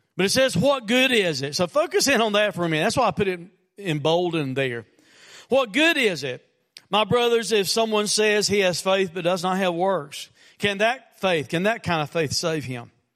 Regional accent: United States; as Americans, and as American Christians

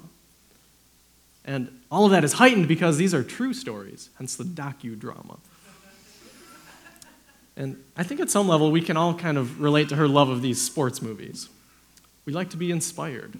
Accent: Wisconsin, United States; moved away; I'm from Wisconsin

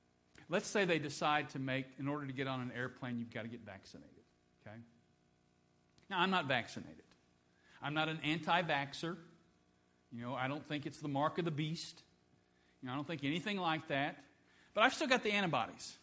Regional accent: Dayton, Ohio, United States; I was born in Dayton, Ohio

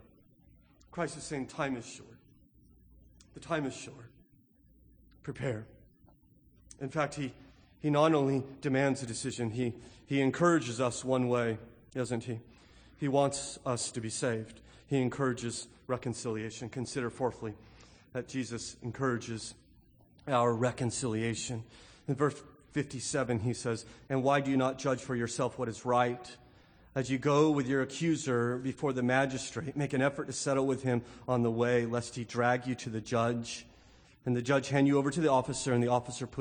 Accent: California, United States; growing up in California, we had the Santa Ana winds that come in from the northeast.

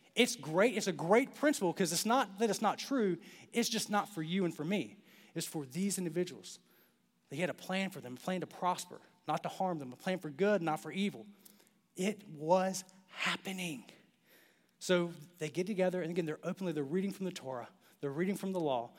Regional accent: Clinton, North Carolina, United States; born or raised there; moved away

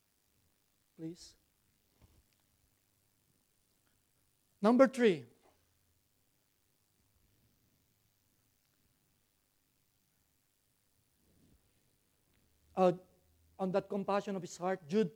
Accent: Philippines; English is a second language; now in Australia; I'm a Filipino

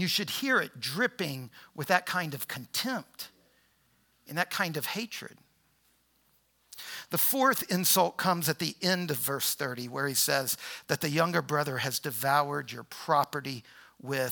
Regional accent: New Orleans, Louisiana, United States; now in Harrisonburg, United States; So I was born in New Orleans. All my people were rural Louisiana.

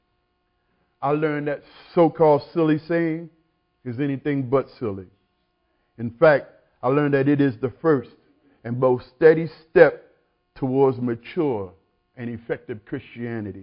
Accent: South Carolina, United States; I grew up in South Carolina in one of those wooden one-room churches

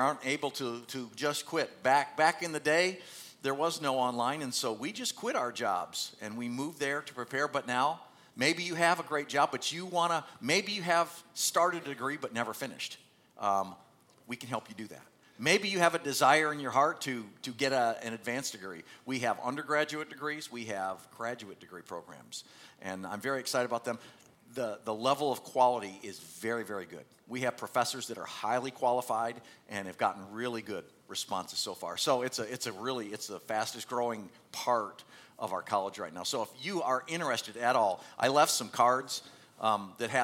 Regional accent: Michigan, United States; I grew up in Michigan

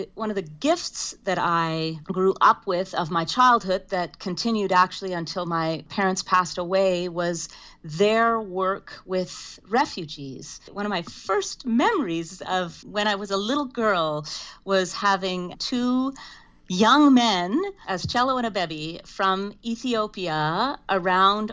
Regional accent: Saskatoon, Saskatchewan, Canada; I was born and raised in Saskatoon, Saskatchewan, into a tight-knit Mennonite community.

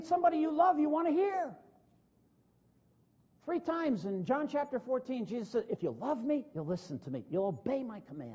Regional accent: northern New Jersey, United States; When I grew up in New Jersey, northern New Jersey

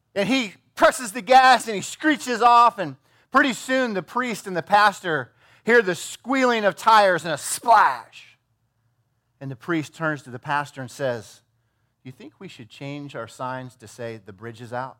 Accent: Iowa, United States; I'm from Iowa

